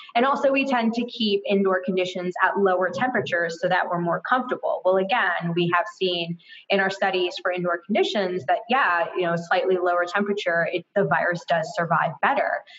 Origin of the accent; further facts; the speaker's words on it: Florida, United States; I'm from Florida